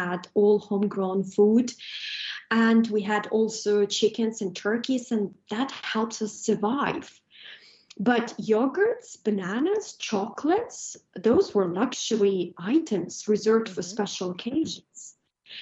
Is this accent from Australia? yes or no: no; Ukraine; now in United Kingdom; I was born in Ukraine in abject poverty.